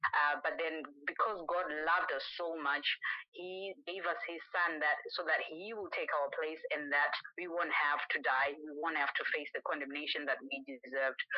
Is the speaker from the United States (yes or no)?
no; Zimbabwe; growing up in Zimbabwe